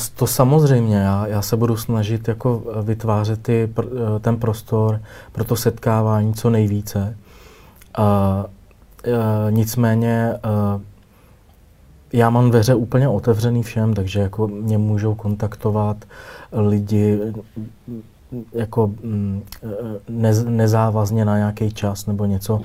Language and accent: Czech; Rokycany, Plzeň Region, Czechia; now in Prague, Czechia; Já jsem z Rokycan, no, z západních Čech